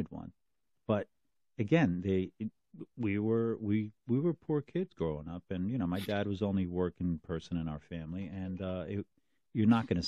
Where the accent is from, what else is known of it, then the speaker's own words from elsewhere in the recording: Union City, New Jersey, United States; one of my neighbors where I grew up in Union City